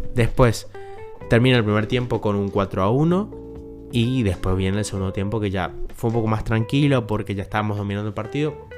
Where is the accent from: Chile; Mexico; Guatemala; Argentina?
Argentina; yo soy de Argentina